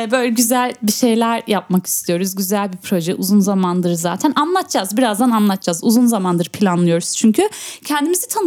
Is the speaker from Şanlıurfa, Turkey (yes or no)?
yes; Şanlıurfa, Turkey; Şanlıurfa. Şanlıurfalıyım.